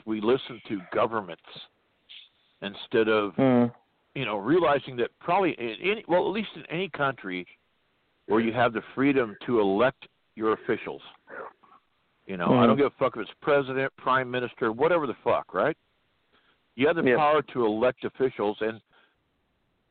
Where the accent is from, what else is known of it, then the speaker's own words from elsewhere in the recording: California, United States; My home state of California.